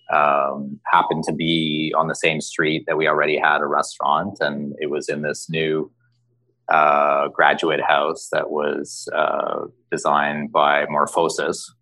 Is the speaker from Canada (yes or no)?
yes; Toronto, Ontario, Canada; I grew up in Canada, in Toronto